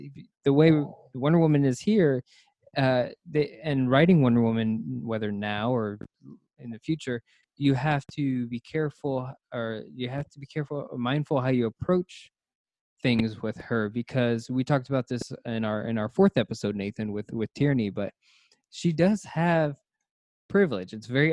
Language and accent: English; Cleveland, Ohio, United States; born there; I was born in Cleveland, Ohio.